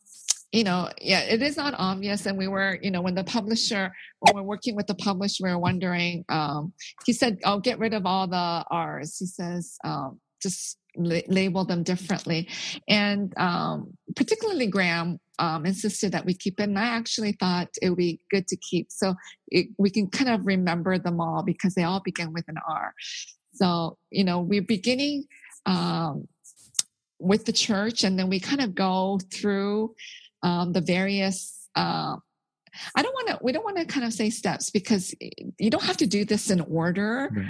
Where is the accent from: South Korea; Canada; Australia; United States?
South Korea; born there; You know, I'm Korean. I was born in Korea